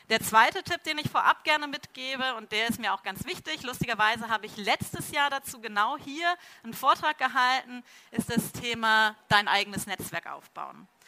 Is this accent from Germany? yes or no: yes; Cologne, North Rhine-Westphalia, Germany; now in Munich, Germany; dass ich ja Kölsche Frohnatur bin, nämlich ursprünglich aus Köln komme und hier in München eigentlich ähm, so meine zweite Heimat gefunden hat.